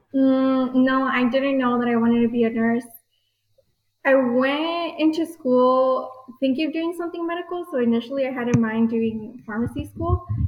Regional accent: El Paso, Texas, United States; I was born and raised here in El Paso

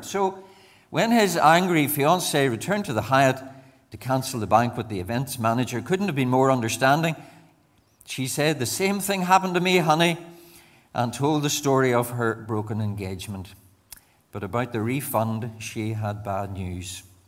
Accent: Banbridge, Northern Ireland, United Kingdom; moved away as an adult; also born or lived in Enniskillen / Bangor / Mazetown, between Lisburn and Moira; I'm a Banbridge man, born and brought up in Banbridge

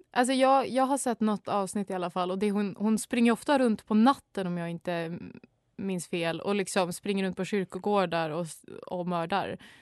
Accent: Sweden; jag är ju så svensk

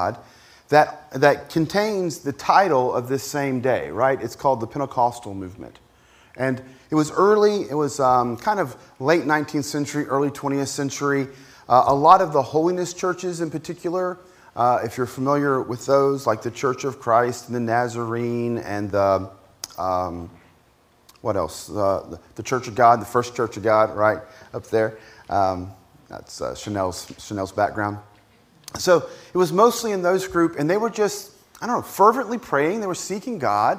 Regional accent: Appalachian Mountains of Virginia, United States; moved away; I grew up in the Appalachian Mountains of Virginia

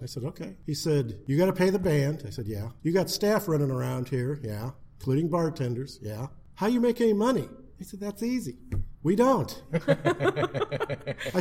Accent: New Haven, Indiana, United States; now in Fort Wayne, United States; I'm originally from New Haven, and I still live in Northeast Fort Wayne.

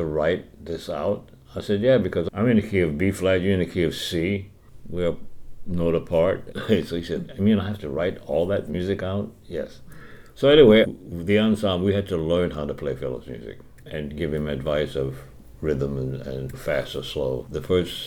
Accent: Cecilia, Louisiana, United States; moved away; also born or lived in New York; I grew up in Cecilia, Louisiana, born on November 16, 1938

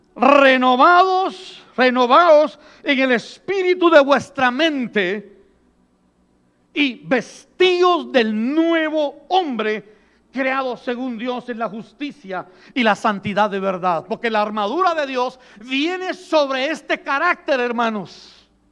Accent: southern coast of Guatemala, Guatemala; Yo soy de la costa sur en Guatemala

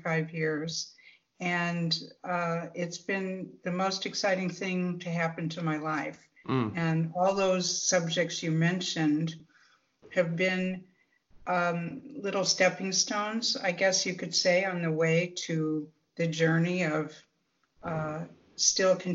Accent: Midwest, United States; growing up in the Midwest

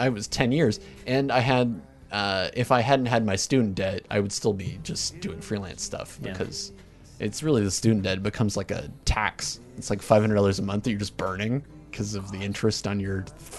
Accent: Hamilton, Ontario, Canada; I'm from Hamilton.

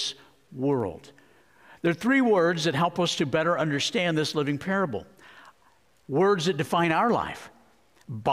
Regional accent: Arizona, United States; moved away; I grew up in Arizona.

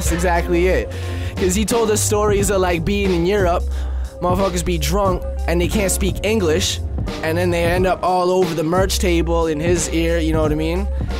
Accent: Wawa, Ontario, Canada; also born or lived in Czech Republic; now in Vancouver, Canada; I was born in the Czech Republic and came to Canada when I was like 4. Spent the first like 4 and a bit years being pretty nomadic. Grew up in a little town called Wawa, Ontario

